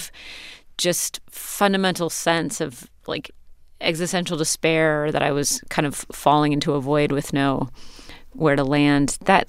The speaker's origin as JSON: {"language": "English", "region": "Pacific Northwest", "country": "United States", "tie": "born or raised there", "said": "coming of age as an artist growing up in the Pacific Northwest."}